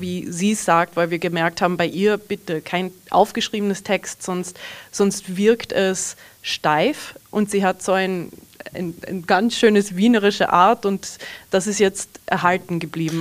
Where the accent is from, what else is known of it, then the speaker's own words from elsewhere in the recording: Canada; also born or lived in Southern Burgenland, Austria; now in Austria; ich bin in Kanada aufgewachsen, meine ganze Familie kommt aus einem kleinen Dorf in Südburgenland, Österreich